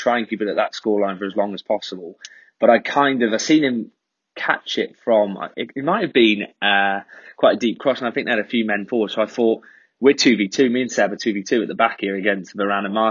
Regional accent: North Wales, United Kingdom; I'm North Wales, but I'm like probably about 20 minutes from Wrexham.

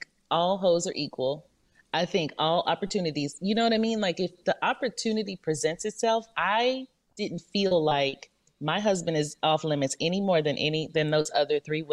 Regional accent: Louisiana, United States; moved away; I'm from Louisiana, but we always lived somewhere else.

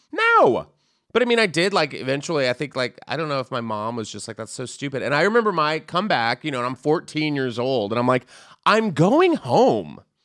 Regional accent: San Antonio, Texas, United States; I grew up in Texas

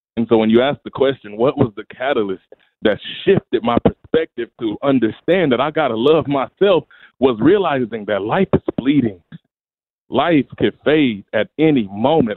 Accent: Memphis, Tennessee, United States; also born or lived in Mississippi; My story started in Mississippi in the United States. I was born in Memphis, Tennessee, and I was raised in brokenness

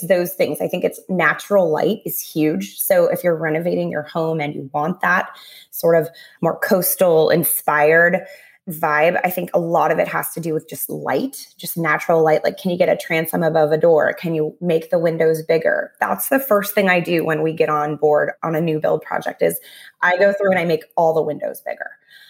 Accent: Southern California, United States; I grew up in Southern California

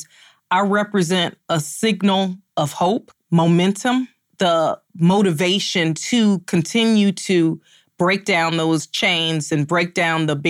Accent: Chicago, Illinois, United States; moved away as an adult; now in Cleveland, United States; I'm born and raised in Chicago

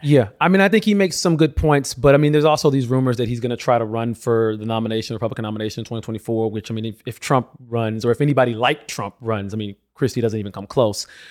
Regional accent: Alabama, United States; my home state of Alabama

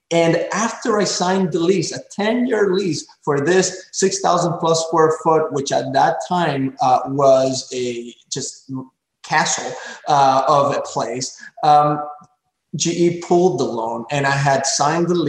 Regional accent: Pembroke Pines, Florida, United States; there was an abandoned Circuit City uh, in this corner of uh, my hometown, Pembroke Pines, Florida, in Broward County

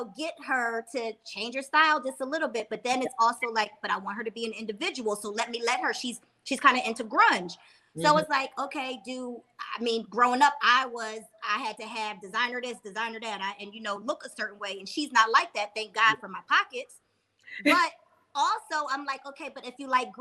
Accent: Philadelphia, Pennsylvania, United States; I'm from Philly

